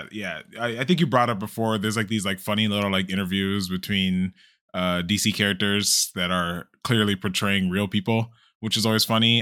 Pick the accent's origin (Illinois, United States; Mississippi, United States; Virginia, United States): Illinois, United States; Chicago; moved away as an adult; now in Texas, United States